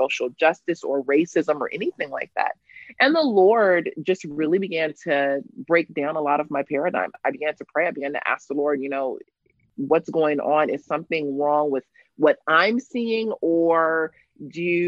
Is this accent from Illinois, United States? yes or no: no; Los Angeles, California, United States; also born or lived in Cape Town, South Africa; I am born and raised in Los Angeles, California. I spent the first 15, 16 years of my life in South Central Los Angeles